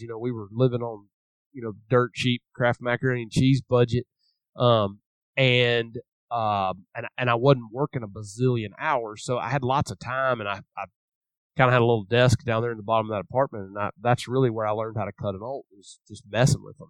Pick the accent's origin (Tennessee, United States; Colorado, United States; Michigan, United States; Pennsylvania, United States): Tennessee, United States; Memphis; I grew up in Memphis, Tennessee